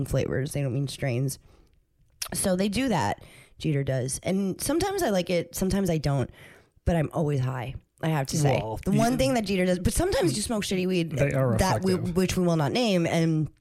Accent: New Jersey, United States; now in Los Angeles, United States; I'm from New Jersey

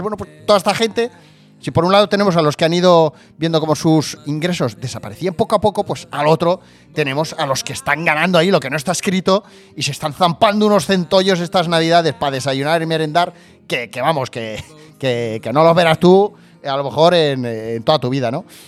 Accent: Barcelona, Catalonia, Spain; yo vivo cerca de Barcelona y soy de Barcelona, nacido en Barcelona

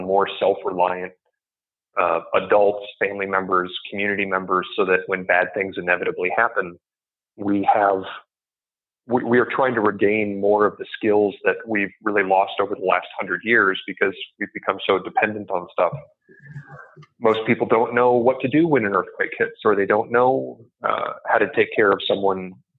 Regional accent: Midwest, United States; moved away; also born or lived in Silicon Valley; I came from the Midwest. I grew up, you know, hunting and camping and those kinds of skills

